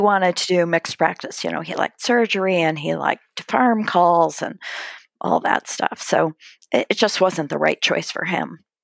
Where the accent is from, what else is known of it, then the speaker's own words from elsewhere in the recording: outside of Cleveland, Ohio, United States; now in Columbus, United States; I grew up outside of Cleveland, Ohio